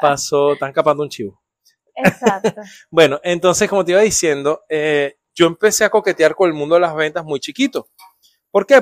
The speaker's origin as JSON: {"language": "Spanish", "country": "Venezuela", "tie": "born or raised there", "moved": "yes", "said": "Tocaba puertas de chiquito en Venezuela"}